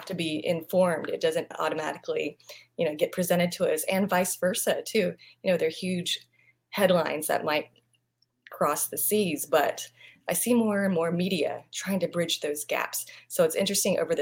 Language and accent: English; Vietnam; English is a second language; also born or lived in New York / London; now in Los Angeles, United States; I was born in Vietnam, and I am currently in Los Angeles